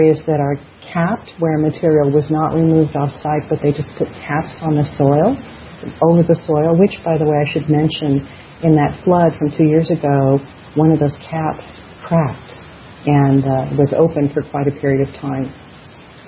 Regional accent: Colorado, United States

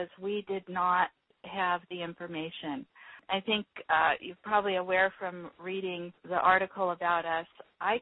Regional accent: California, United States; moved away as an adult; also born or lived in Yokohama, Japan; I grew up in California

